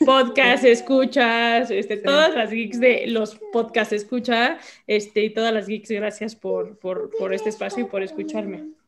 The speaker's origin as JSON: {"language": "Spanish", "country": "Mexico", "said": "soy mexicana"}